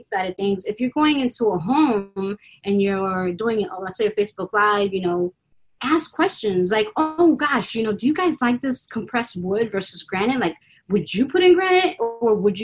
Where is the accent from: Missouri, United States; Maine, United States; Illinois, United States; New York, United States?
Illinois, United States; Chicago; like me as a Chicagoan